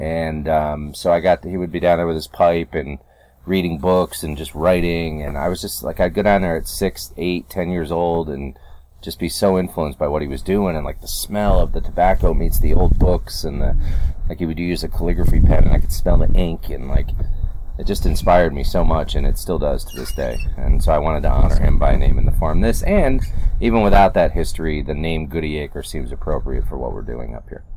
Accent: upstate New York, United States; now in North Carolina, United States; originally growing up in New York State, and we, I've been in North Carolina since '93

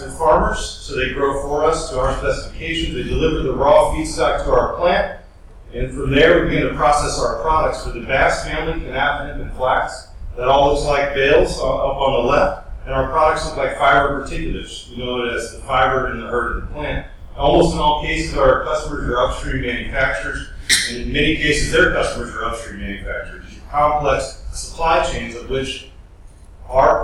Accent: Kentucky, United States; I'm from Kentucky

